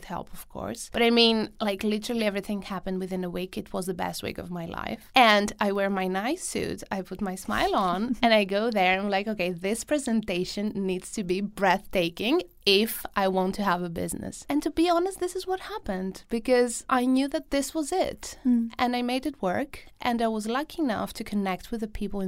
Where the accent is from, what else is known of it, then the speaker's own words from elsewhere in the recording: Greece; moved away; I was in Greece, in my hometown